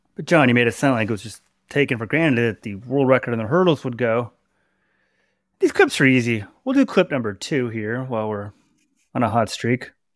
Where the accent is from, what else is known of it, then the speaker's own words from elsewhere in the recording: Dallas, Texas, United States; I'm from Dallas